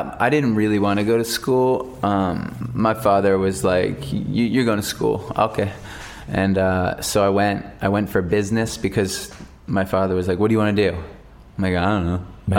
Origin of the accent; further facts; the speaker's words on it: United States; I don't like calling it football because then I feel like a poser because I'm American.